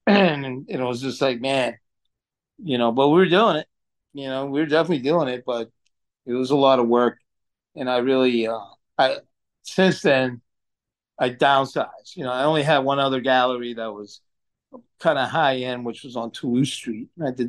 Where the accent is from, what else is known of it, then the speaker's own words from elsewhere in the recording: Lowell, Massachusetts, United States; I grew up roofing up in Lowell, Massachusetts. I'm a son of a boxer.